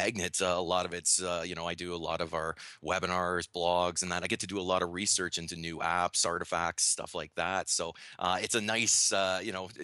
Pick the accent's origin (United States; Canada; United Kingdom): Canada; accent: Canadian; now in Waterloo, Canada; I'm Canadian, obviously, if you don't notice the accent